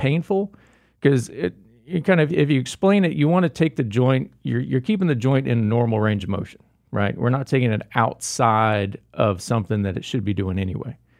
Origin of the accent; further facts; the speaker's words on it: Jacksonville, Florida, United States; moved away; also born or lived in Gainesville, Florida / Daytona, Florida / Tampa, Florida; Born and raised in Florida, uh, born in Jacksonville, Florida